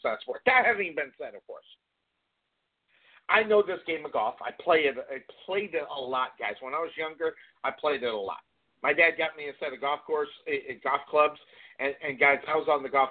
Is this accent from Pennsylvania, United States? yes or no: no; Phoenix, Arizona, United States; I'm from Phoenix, Arizona, in the area